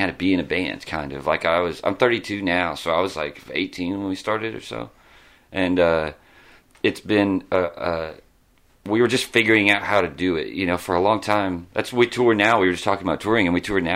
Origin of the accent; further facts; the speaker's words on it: Lindsay, Oklahoma, United States; I'm from Lindsay